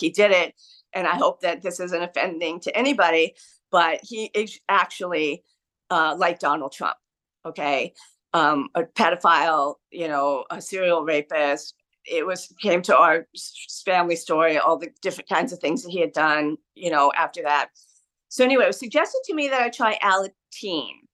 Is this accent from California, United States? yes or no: yes; San Diego, California, United States; now in Brooklyn, United States; I was born and raised in San Diego, San Diego County